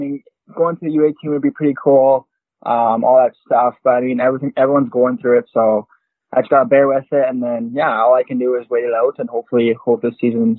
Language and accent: English; Yorkton, Saskatchewan, Canada; I'm from York in Saskatchewan, born and raised. And yeah, it's a small town in Saskatchewan there. About 25 to 30,000 people. So it's a small town, but it does good.